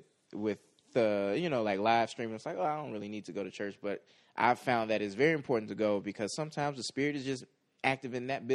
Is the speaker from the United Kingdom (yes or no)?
no; Midwest, United States; I'm from the Midwest.